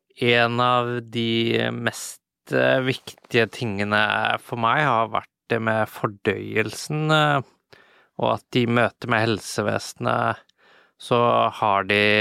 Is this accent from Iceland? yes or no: yes; Iceland; also born or lived in London / Paris / Czech Republic / Japan; now in Norway; Men så er jeg jo opprinnelig fra Island, og jeg eh, bor i Norge